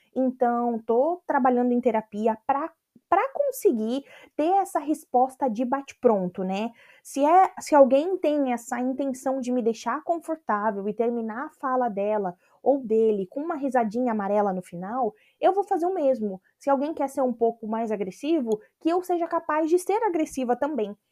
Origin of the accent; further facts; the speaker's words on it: Brazil; moved away as an adult; depois que eu saí do Brasil